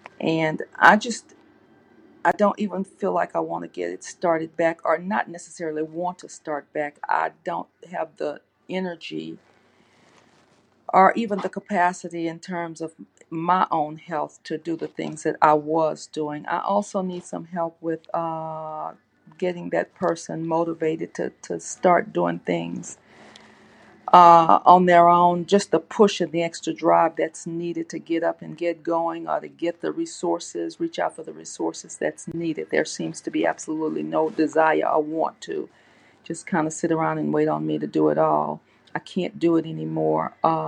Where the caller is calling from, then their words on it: Louisiana, United States; I'm calling from Louisiana.